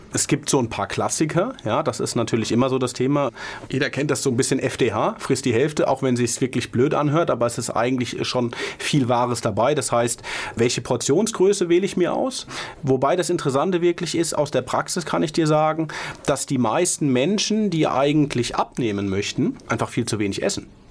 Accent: Mainz, Rhineland-Palatinate, Germany; als Mainzer

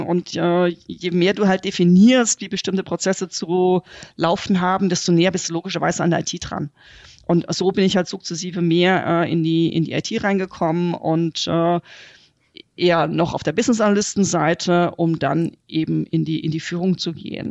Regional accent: Germany; wir als Deutsche

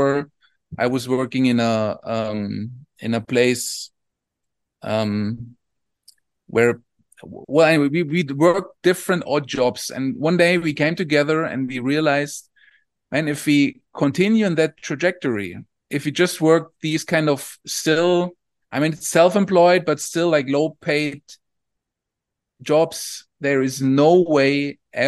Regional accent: Southern Germany, Germany; I come from Southern Germany.

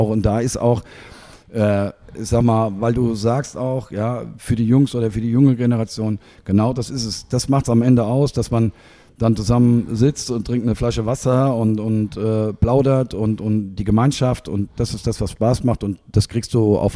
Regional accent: Germany; ich komme ja aus der Region, habe nie vorgehabt oder irgendwo anders.

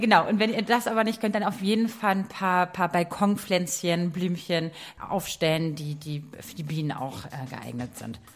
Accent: Berlin, Germany; als Berliner Stadtmädchen

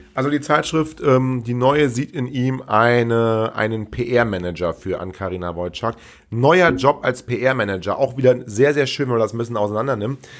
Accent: Rhineland, Germany; bei uns im Rheinland

